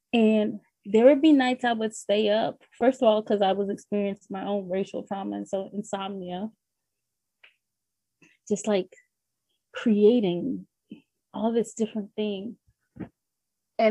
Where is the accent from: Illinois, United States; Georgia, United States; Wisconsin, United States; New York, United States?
New York, United States; growing up in New York, second grade, my teacher's name, Mrs. Milano